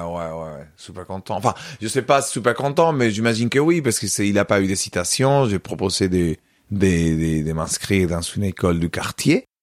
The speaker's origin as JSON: {"language": "French", "town": "Córdoba", "region": "Andalusia", "country": "Spain", "tie": "born or raised there", "second_language": "French", "moved": "yes", "said": "je suis né à Cordoue, j'ai grandi à Cordoue"}